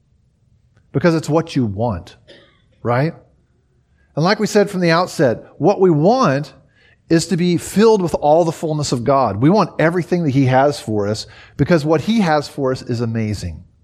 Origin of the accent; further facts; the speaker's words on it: United States; moved away as an adult; also born or lived in Germany; me as an American